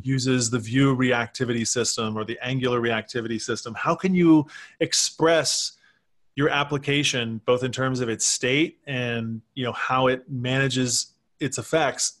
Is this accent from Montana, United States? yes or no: no; Texas, United States; moved away as an adult; also born or lived in Michigan; I was from Texas